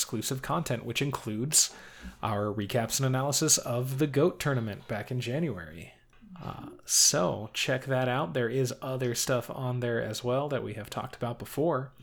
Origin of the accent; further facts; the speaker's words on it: the West, United States; growing up in the West